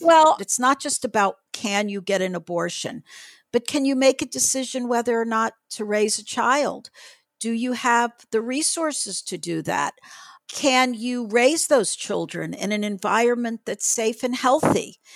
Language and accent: English; Miami, Florida, United States; we were growing up in Miami-Dade County